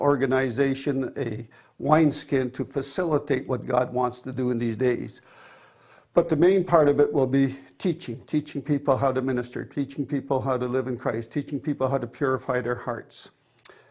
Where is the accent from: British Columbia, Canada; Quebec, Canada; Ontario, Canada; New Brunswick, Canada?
Ontario, Canada; Cambridge; I am from Cambridge, Ontario, Canada